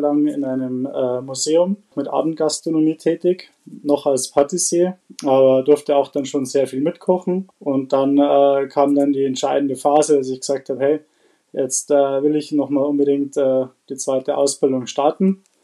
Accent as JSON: {"language": "German", "town": "Bad Reichenhall", "region": "Bavaria", "country": "Germany", "said": "komme aus äh, Bad Reichenhall"}